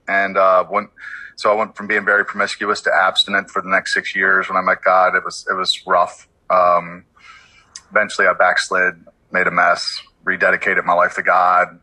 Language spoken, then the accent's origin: English; Baltimore, Maryland, United States; I'm from Baltimore, born and raised